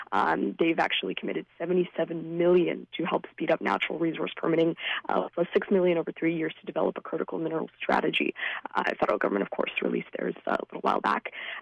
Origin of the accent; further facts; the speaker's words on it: Surrey, British Columbia, Canada; I grew up in Surrey, and as a second-generation immigrant myself